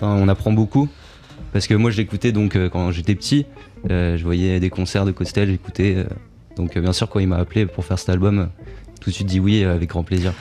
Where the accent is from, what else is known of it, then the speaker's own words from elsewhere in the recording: Montpellier, Occitania, France; J'étais au conservatoire, à, je viens de Montpellier, donc j'étais à Montpellier